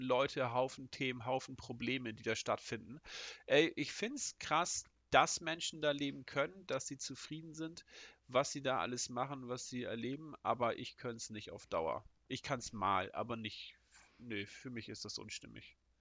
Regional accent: Northern Germany, Germany; ich bin Norddeutscher

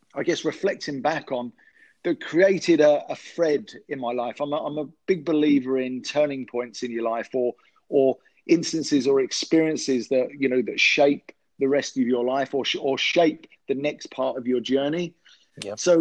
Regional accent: London, United Kingdom; I'm from London, England. I grew up in an area of West London, Ealing

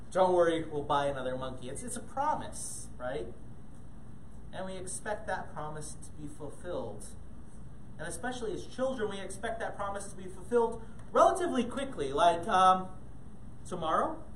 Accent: Ghana; most of you um, know that I grew up in Ghana, West Africa. And, and, growing up in Ghana, we had lots of cool pets

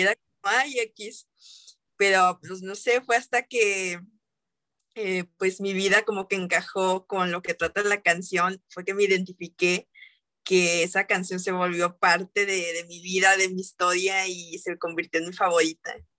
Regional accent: Mexico; aquí en mi país, México

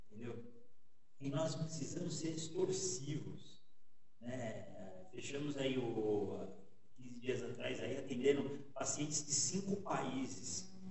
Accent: São Paulo, Brazil; Eu sou de São Paulo. Sou de São Paulo. É, eu até costumo dizer que eu sou o caipira de São Paulo. né?

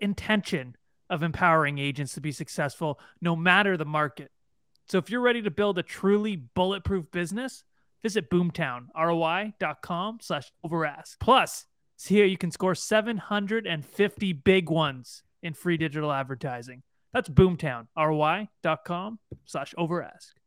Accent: Bowmanville, Ontario, Canada; I'm from Bowenville

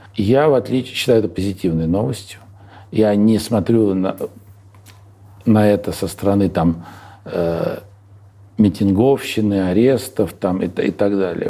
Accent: Moscow, Russia; moved away as an adult; я родился в Москве, учился в Москве, работал в Москве, уехал из Москвы навсегда в 44-м, э, в 44 года

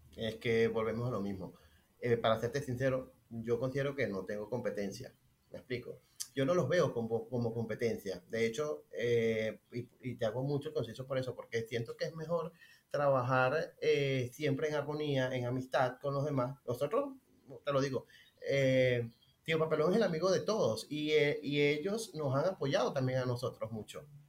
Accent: Maracay, Aragua, Venezuela; moved away as an adult; now in Barcelona, Spain; yo soy de Maracay

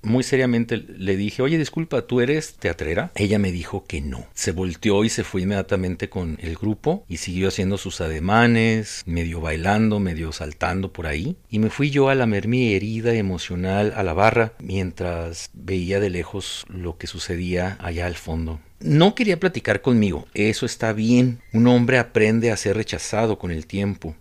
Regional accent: Ciudad Juárez, Chihuahua, Mexico; soy de Juárez

